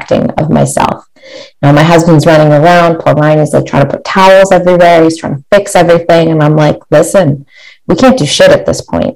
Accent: Barrie, Ontario, Canada; my hometown of Barrie, Ontario

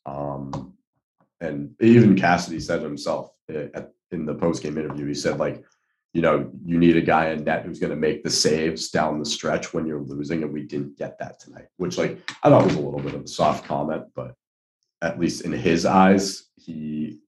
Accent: Boston, Massachusetts, United States; I'm from Boston

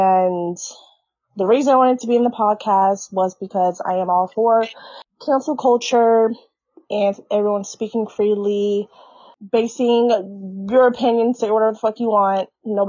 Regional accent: Orlando, Florida, United States; I was born and raised in Orlando, Florida.

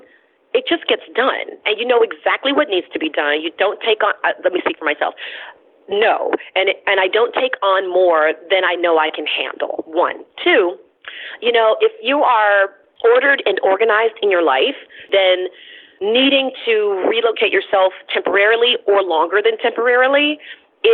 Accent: the South, United States; also born or lived in New York; now in Chicago, United States; being from the South

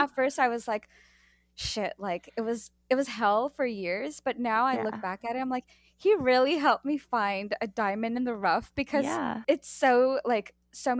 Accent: United States; I am American

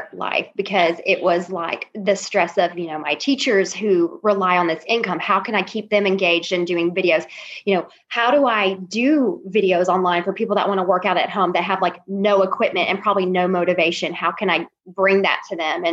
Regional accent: Memphis, Tennessee, United States; moved away as an adult; also born or lived in Alabama; now in Little Rock, United States; I grew up in Memphis.

